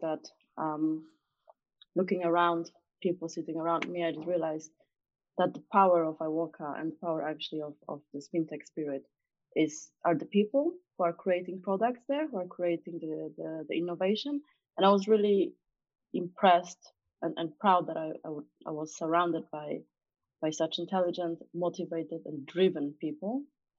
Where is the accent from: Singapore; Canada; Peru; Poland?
Poland; moved away as an adult; now in London, United Kingdom; So I came from Poland back then, and I was 23, coming from big organizations, from Accenture and Boston Consulting Group.